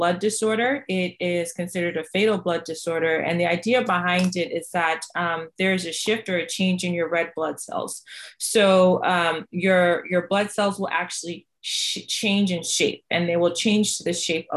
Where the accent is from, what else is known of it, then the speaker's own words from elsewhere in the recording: Boston, Massachusetts, United States; also born or lived in Jamaica; I am an immigrant from Jamaica. My family moved to Boston, Massachusetts.